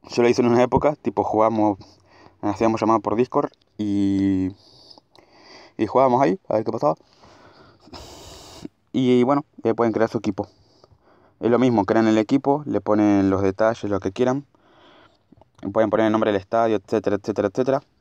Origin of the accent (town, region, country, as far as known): Argentina; born or raised there